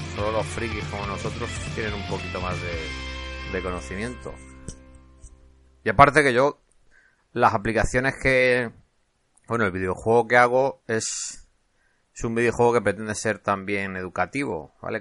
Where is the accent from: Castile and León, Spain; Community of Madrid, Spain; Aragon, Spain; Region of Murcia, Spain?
Region of Murcia, Spain; Cartagena; accent: Cartagena; moved away; yo nací en Cartagena, entonces algo de acento se me notará, aunque llevo ya media vida fuera de Cartagena